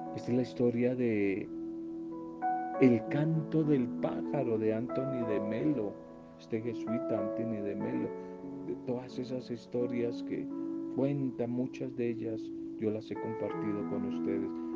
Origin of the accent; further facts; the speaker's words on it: Colombia; en nuestro país Colombia